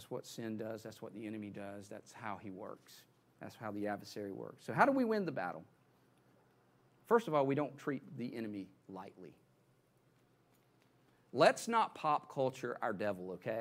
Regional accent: the Bible Belt, United States; moved away; when I grew up in the Bible Belt

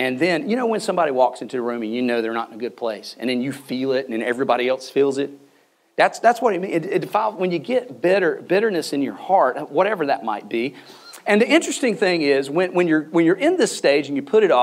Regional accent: the South, Southern United States, United States; I'm a Southerner

